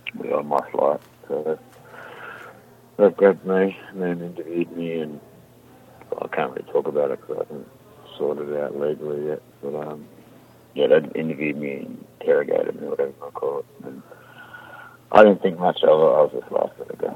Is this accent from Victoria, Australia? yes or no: yes; Melbourne, Victoria, Australia; I'm from Melbourne